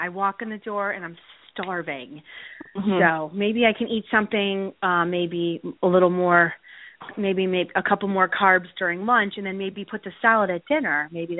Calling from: Wyckoff, New Jersey, United States; I'm calling from Wyckoff.

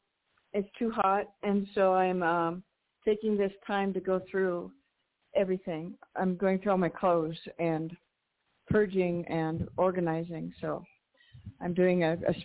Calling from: New Mexico, United States; calling from New Mexico.

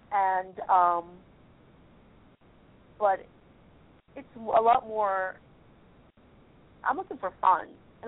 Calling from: California, United States; … from California.

